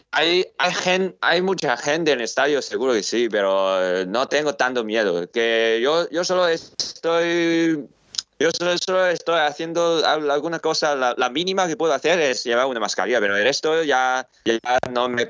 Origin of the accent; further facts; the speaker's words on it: Spain; yo siempre soy de, soy de España